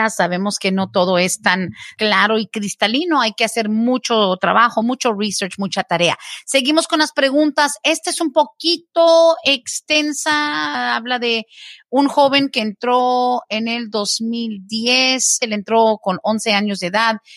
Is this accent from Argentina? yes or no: no; Mexico; yo soy ya mayor de edad, soltero, ¿cuánto más se podría tardar? Somos de México.